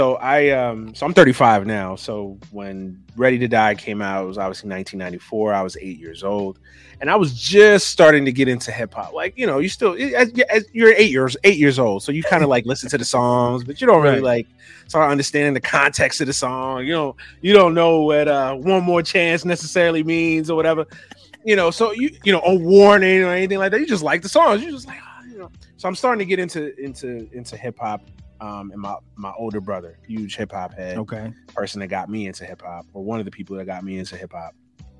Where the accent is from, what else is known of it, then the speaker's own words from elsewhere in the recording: Brooklyn, New York, United States; also born or lived in Florida; Spent some years in life in Florida as well, but my basically from birth to age 17, it's been New York City, man. It's been Brooklyn.